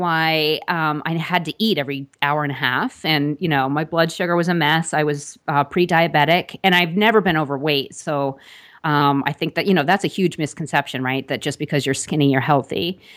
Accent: Long Island, New York, United States; I grew up on Long Island, actually, right outside of New York

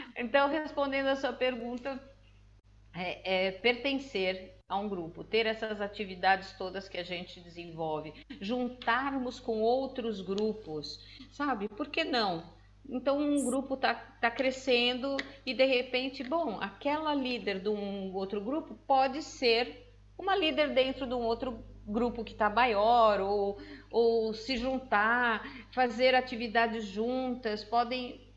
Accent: Brazil; moved away as an adult; now in Portugal; Eu sou a única brasileira que ganhou, que recebeu um título do presidente da Câmara

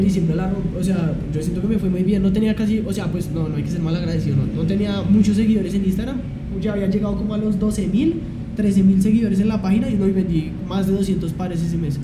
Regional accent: Bogotá, Colombia; nací en Bogotá, me crié en Bosa toda mi vida, todavía sigo viviendo en Bosa

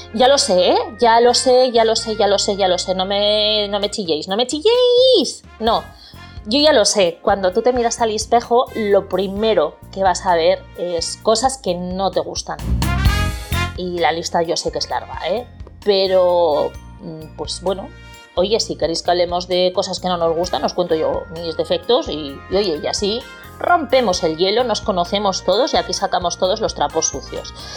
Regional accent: Bilbao, Basque Country, Spain; moved away as an adult; also born or lived in Florida, United States; now in Port Charlotte, United States; aunque soy de Bilbao, pues bueno, llevo viviendo en Estados Unidos, eh, concretamente en Florida, desde hace casi un año.

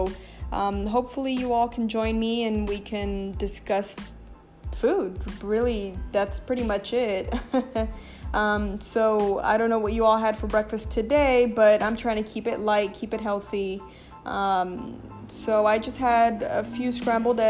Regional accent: Los Angeles, California, United States; I am born and raised in Los Angeles

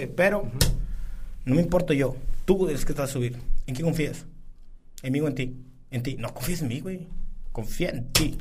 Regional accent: San Buenaventura, Coahuila, Mexico; soy sanguinense

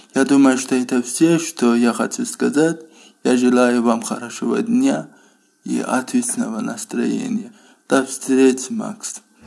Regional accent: Azerbaijan; Russian is a second language; из Азербайджана

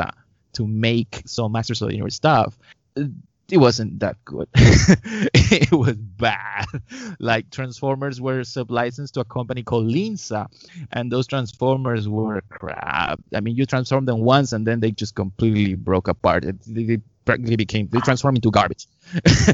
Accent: Lima, Peru; I was born in Peru, in Lima. And in 1979

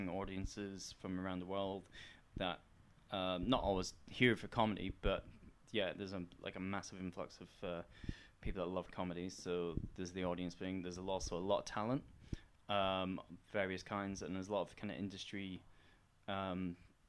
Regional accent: Edinburgh, Scotland, United Kingdom; I'm from Edinburgh

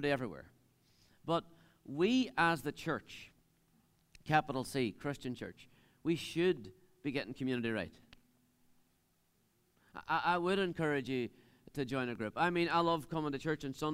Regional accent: Dunamanagh, Northern Ireland, United Kingdom; I'm from Dunamana. I live in the middle of nowhere, on top of a hill, really.

